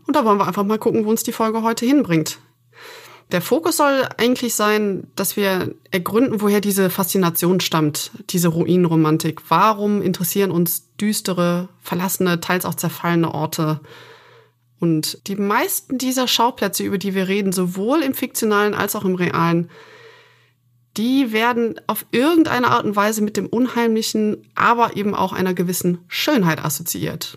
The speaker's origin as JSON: {"language": "German", "town": "Aachen", "region": "North Rhine-Westphalia", "country": "Germany", "tie": "born or raised there", "said": "mit denen ich aufgewachsen bin in Aachen"}